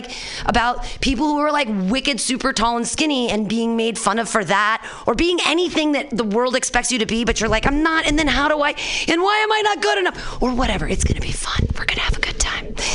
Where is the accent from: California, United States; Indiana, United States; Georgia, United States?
California, United States; Danville; I grew up in Danville here with the San Ramon Valley.